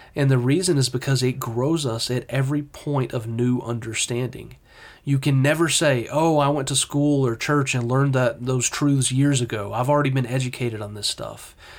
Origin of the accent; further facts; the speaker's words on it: Texas, United States; I'm very Texan